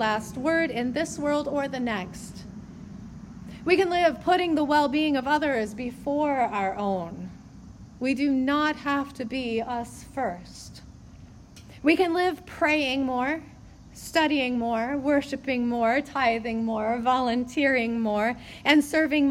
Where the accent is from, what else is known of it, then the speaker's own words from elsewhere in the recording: United States; as American Christians